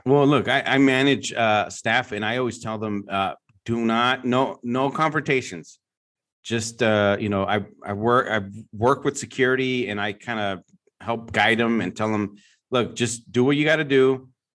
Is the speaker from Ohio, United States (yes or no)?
no; San Francisco Bay Area, California, United States; I'm from the San Francisco Bay Area, obviously, my whole life